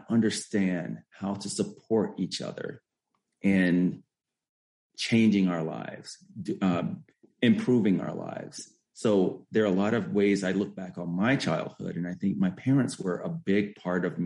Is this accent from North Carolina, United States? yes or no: yes; Elizabeth City, North Carolina, United States; moved away as an adult; also born or lived in Massachusetts; grew up in Elizabeth City, North Carolina